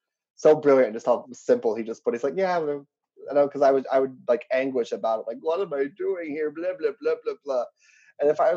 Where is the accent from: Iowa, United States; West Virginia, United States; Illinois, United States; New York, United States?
West Virginia, United States; born or raised there; also born or lived in Pittsburgh; now in Chicago, United States